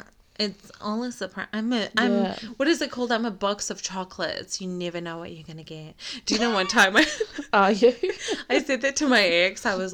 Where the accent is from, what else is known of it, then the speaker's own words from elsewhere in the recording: New Zealand; also born or lived in Iraq / Canada / America / Sydney; I was born in Iraq, bred in New Zealand.